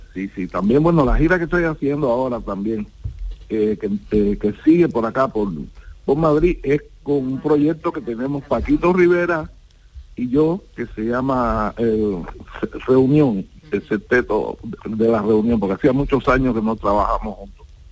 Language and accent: Spanish; Cuba; also born or lived in Florida, United States; now in Benalmádena, Spain; yo soy isleño, yo soy cubano